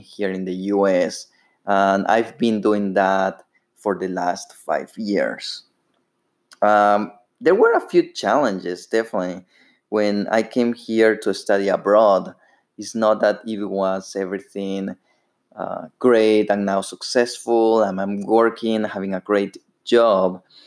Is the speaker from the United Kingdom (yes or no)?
no; Ecuador; English is a second language; moved away as an adult; now in United States; As you may hear, I have a, an accent. Uh, I'm actually from Ecuador. I lived over there for 21 years